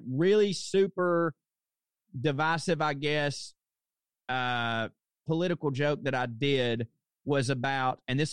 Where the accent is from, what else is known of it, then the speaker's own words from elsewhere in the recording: Chickamauga, Georgia, United States; moved away as an adult; also born or lived in Chattanooga, Tennessee / New York; I'm from Chickamauga, Georgia